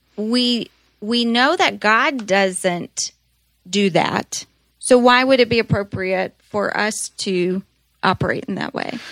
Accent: United States; being Americans, there's great pride in being an American.

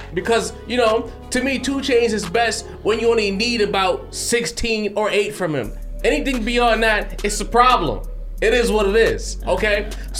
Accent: New York City, New York, United States; I'm originally from Brownsville. I've spent a lot of time in East New York

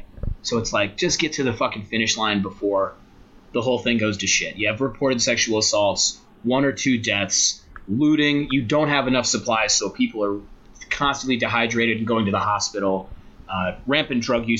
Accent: Chicago, Illinois, United States; growing up in Chicago in the suburbs

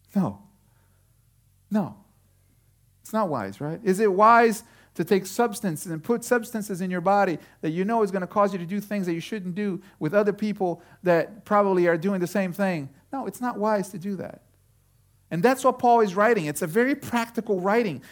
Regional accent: Brazil; moved away; I was born in Brazil

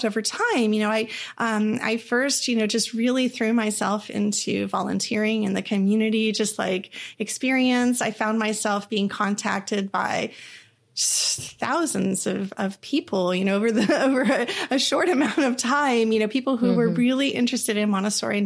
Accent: Texas, United States; also born or lived in Eureka, California; I was born up in Eureka, California, in the middle of a heavy redwooded area uh-huh. in a tiny little town. And my parents always loved it. When they moved back to Texas when I was a toddler

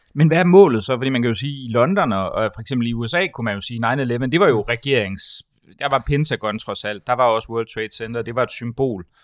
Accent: Denmark; som, som dansker

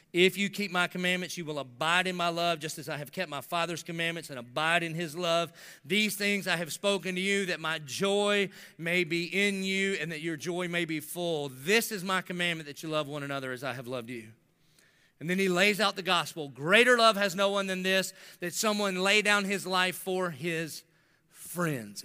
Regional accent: the South, United States; I grew up in the South.

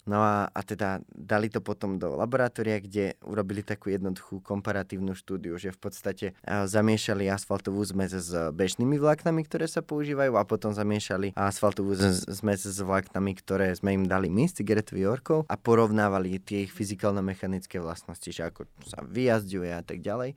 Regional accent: Žiar nad Hronom, Banská Bystrica Region, Slovakia; pochádzam zo Žiar nad Hronom

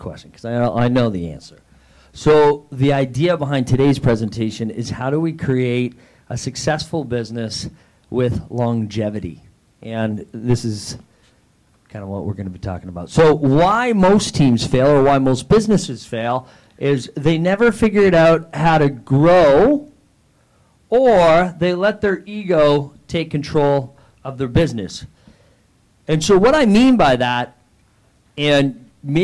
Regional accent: Niagara, Ontario, Canada; I'm from Canada

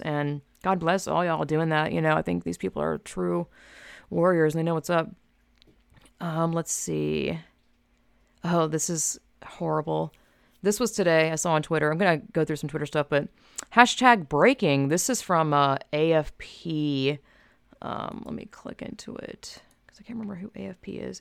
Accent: United States; me as an American

